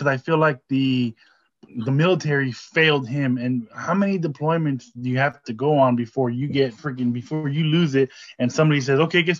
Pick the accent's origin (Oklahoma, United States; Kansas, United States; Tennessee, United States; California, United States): California, United States; moved away; originally California, but I denounced that state.